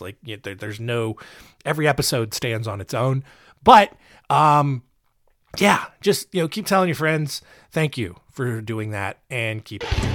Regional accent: North Carolina, United States; North Carolina, uh, my home state, the state where this show is produced

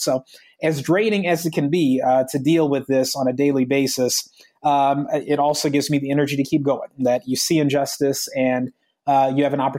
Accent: United States; as an African-American, as a Muslim, I probably have a somewhat unique perspective on America and American history. You know, I love my country. I'm grateful that I'm here in this country.

